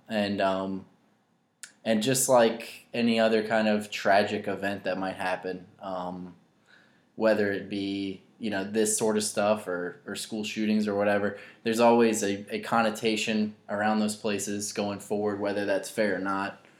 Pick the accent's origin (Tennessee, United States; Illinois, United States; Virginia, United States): Virginia, United States; Louisa County; I grew up in Louisa County, which is obviously very close to Charlottesville